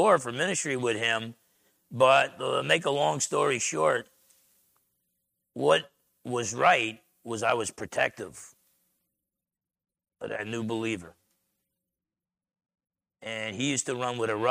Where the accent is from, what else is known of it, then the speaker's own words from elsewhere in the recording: New Jersey, United States; moved away; I'm from Jersey.